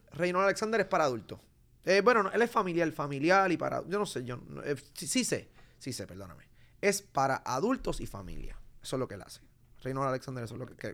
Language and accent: Spanish; Puerto Rico; Desde que yo salí de Puerto Rico